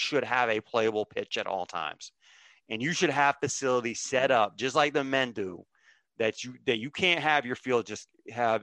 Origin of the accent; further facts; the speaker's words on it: United States; I'm an American viewer